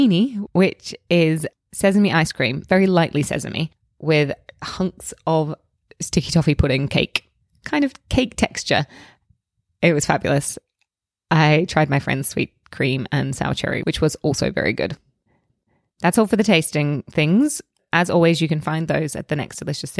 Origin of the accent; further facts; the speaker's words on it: Australia; now in United Kingdom; I grew up in Australia